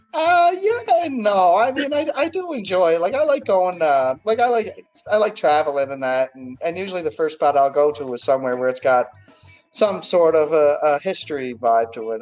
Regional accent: Cape Breton Island, Nova Scotia, Canada; moved away as an adult; also born or lived in Fredericton, New Brunswick; now in Halifax, Canada; born and raised in Cape Breton Island on the east coast of Canada, and I'm based out of Halifax, Nova Scotia, right now

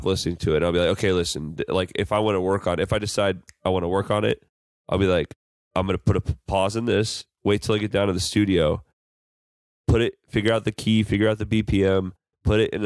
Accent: Bettendorf, Iowa, United States; I'm from Bettendorf, Iowa.

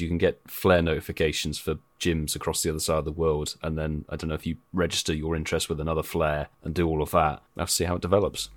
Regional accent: United Kingdom; we are British

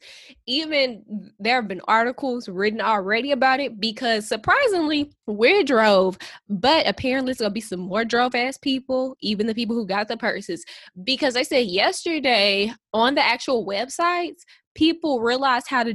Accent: St. Louis, Missouri, United States; we're from St. Louis

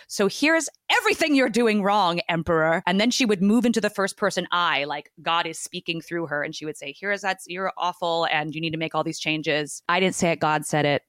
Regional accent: Newport Beach, California, United States; moved away as an adult; now in New York, United States; I was born in uh, Orange County in Newport Beach, the OC, as they say

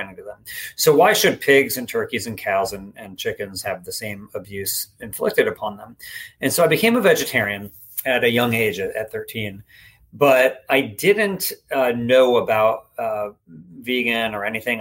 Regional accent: East Coast, United States; moved away as an adult; now in Sacramento, United States; I grew up on the East Coast

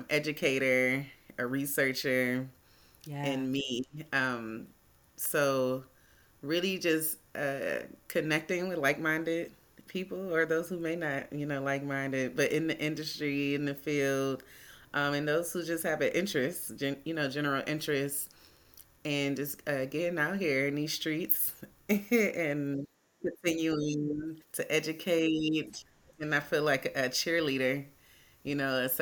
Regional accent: Cleveland, Ohio, United States; moved away as an adult; now in Atlanta, United States; I'm originally from Cleveland, Ohio

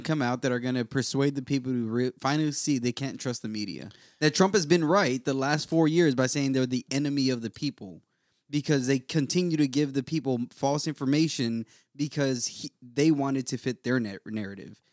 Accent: United States; I love being American

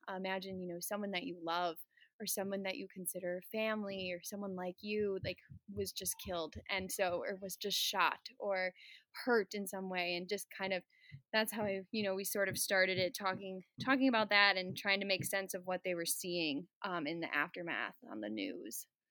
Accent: Burlington, Wisconsin, United States; also born or lived in Chicago / Boston; I am a fourth grade teacher in Burlington, Wisconsin. Uh, this is my hometown. I was born in Chicago

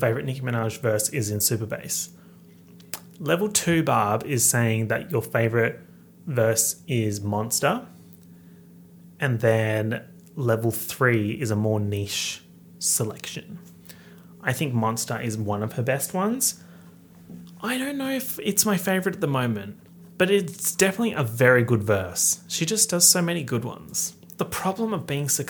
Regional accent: Australia; accent: Australian; my heinous Australian accent

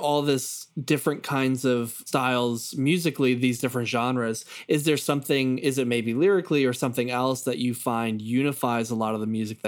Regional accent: Long Island, New York, United States; I'm from Long Island

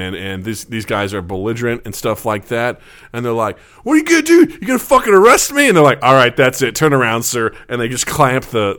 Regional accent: Missouri, United States; born or raised there; moved away

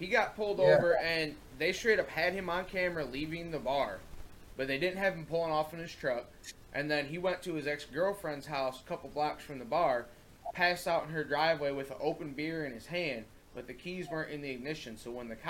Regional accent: Parma, Michigan, United States; I'm from Jackson County, so I'm from Parma. But Parma's in Jackson County

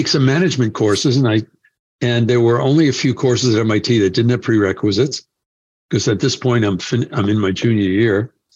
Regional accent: New York City, New York, United States; accent: Greek; also born or lived in Queens / Nassau County, Long Island; I spoke with a Greek accent, even though I was born in Brooklyn

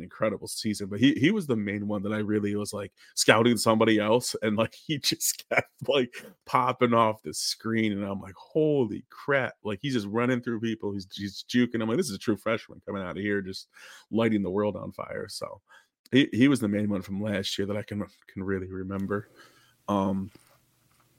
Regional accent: Rochester, New York, United States; now in Cleveland, United States; I grew up in upstate New York, so I grew up near Buffalo, about an hour away from there. And it's called a city called Rochester

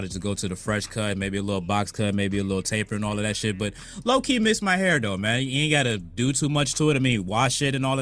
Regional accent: Virginia, United States; also born or lived in Atlanta, Georgia; I was born in Atlanta. I just wasn't raised in Atlanta. I moved from Atlanta when I was 3 years old, and I've been in Virginia ever since.

